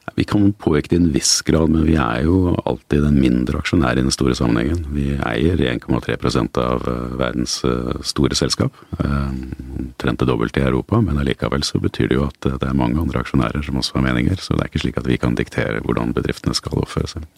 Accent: Asker, Akershus, Norway; also born or lived in Oslo; Jeg er født i, født i Oslo. Jeg eh, flyttet ut til eh, Asker da jeg var eh, fire år gammel.

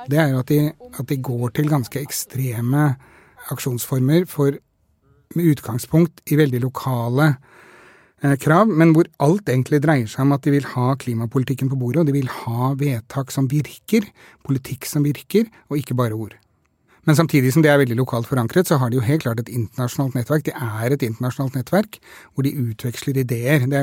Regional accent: Norway; born there; utslippene nå er like store som de var da jeg ble født i Norge

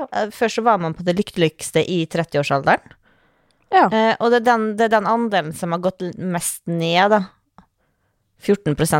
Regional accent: Norway; born there; Vi er født i Norge. Altså, ingenting galt kan skje med oss. Det er verdens tryggeste

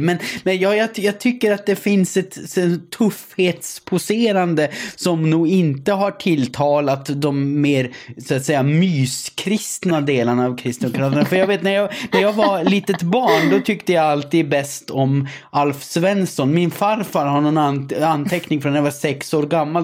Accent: Gällivare, Norrbotten County, Sweden; Jag kommer ju från Gällivare, Sveriges amygdala.

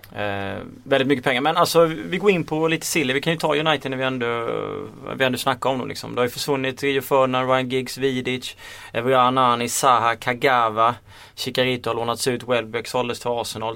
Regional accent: Småland, Sweden; accent: Småländska; min småländska stämma

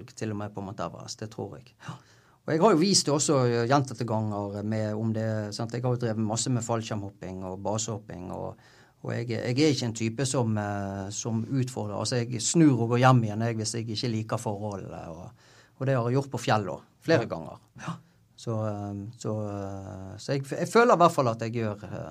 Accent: Bergen, Vestland, Norway; jeg er jo fra Bergen, sant? så jeg gikk jo Syfjellsturen da jeg var åtte-ti år

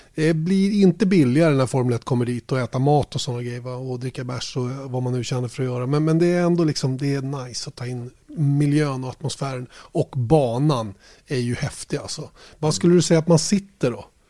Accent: Sweden

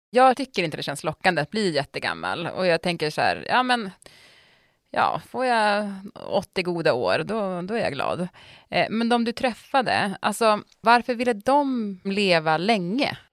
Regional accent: Piteå, Norrbotten County, Sweden; moved away; när jag var liten och det var 30 minus i Piteå då, där jag kommer ifrån

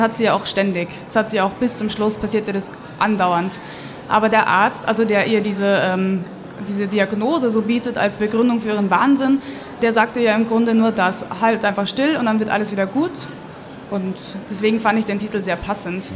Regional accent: Austria; now in Munich, Germany; Lebe in München, bin auch dort geboren worden, aber aufgewachsen in Österreich.

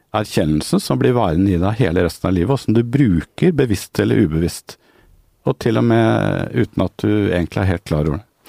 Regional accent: Norway; som nordmenn

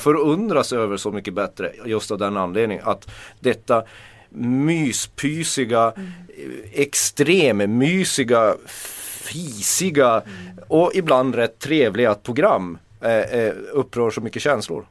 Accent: Kiruna, Norrbotten County, Sweden; jag är uppvuxen med katastroftänk. Mm. Jag kommer från Kiruna

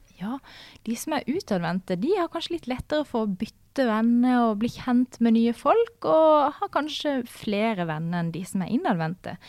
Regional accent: Farsund, Agder, Norway; Jeg kommer fra Farsund, som er på Sørlandet, ikke så langt ifra Dyreparken

